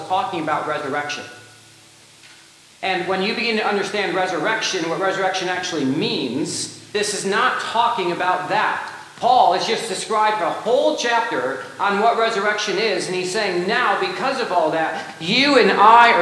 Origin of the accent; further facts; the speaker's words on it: United States; we have as American Christians